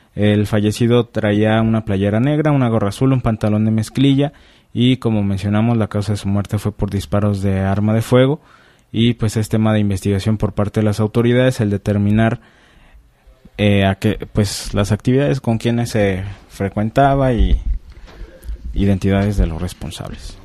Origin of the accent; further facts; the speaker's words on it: Mexico; como mexicanos